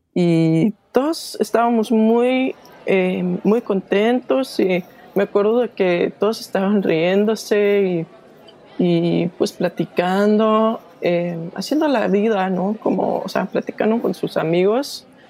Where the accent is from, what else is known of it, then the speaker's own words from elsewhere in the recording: Denmark; Spanish is a second language; soy de Dinamarca